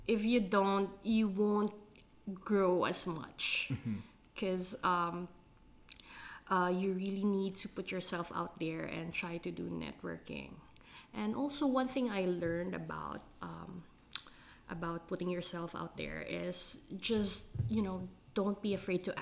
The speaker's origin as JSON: {"language": "English", "country": "Philippines", "tie": "born or raised there", "said": "growing up in the Philippines"}